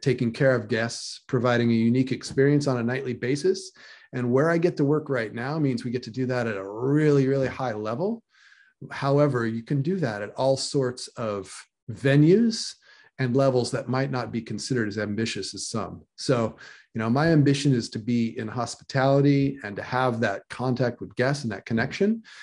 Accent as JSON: {"language": "English", "region": "California", "country": "United States", "tie": "born or raised there", "also_born_or_lived": "San Fernando Valley, California / Bay Area, California", "said": "I grew up in Lake Tahoe"}